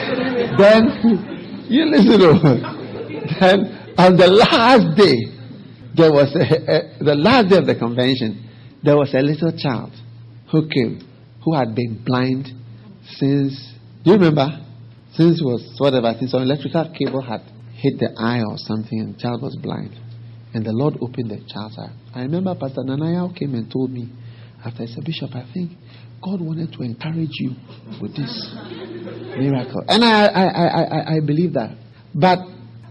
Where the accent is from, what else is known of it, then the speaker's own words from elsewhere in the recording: Ghana; I'm bringing greetings from Ghana